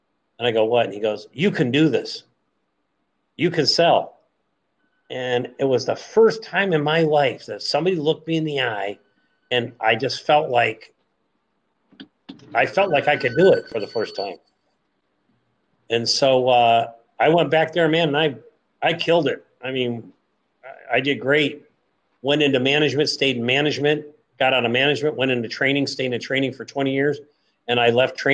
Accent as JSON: {"language": "English", "region": "California", "country": "United States", "also_born_or_lived": "Maui, Hawaii", "moved": "as an adult", "said": "I left California at 19, 20 years old."}